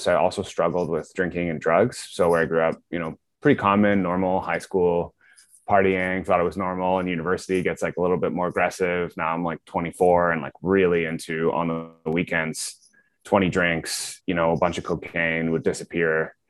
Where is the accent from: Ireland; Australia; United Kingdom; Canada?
Canada; Guelph, Ontario; I grew up near you in Guelph, small town